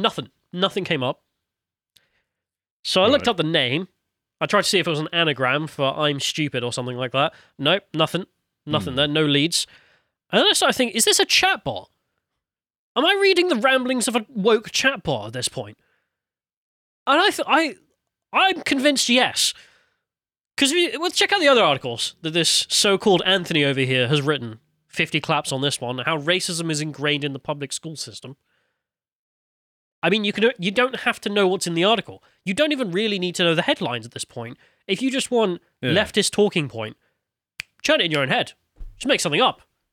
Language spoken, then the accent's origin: English; United Kingdom; Because I'm British, not a fucking Saudi.